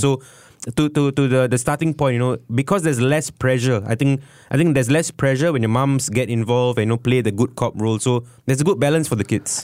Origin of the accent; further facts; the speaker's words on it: Singapore; as a Singaporean